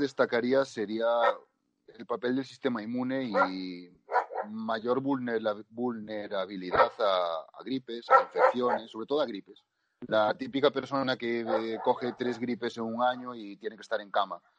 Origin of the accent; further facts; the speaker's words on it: Spain; nosotros que somos de España